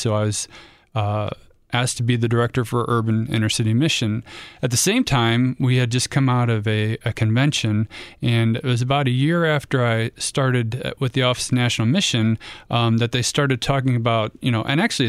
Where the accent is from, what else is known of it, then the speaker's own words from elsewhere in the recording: Ohio, United States; Nope. I'm from the North. I had to serve quite a long time in the South. So it was kind of funny being on the wrong side of the state. I went to Ohio State and it was kind of in the middle, but definitely growing up, I was Cleveland all the way.